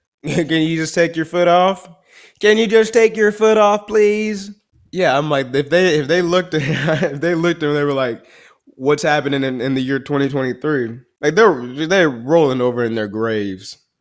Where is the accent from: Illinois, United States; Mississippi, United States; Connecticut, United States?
Illinois, United States; Chicago; also born or lived in Dallas-Fort Worth area, Texas; now in Dallas, United States; I'm from the south side of Chicago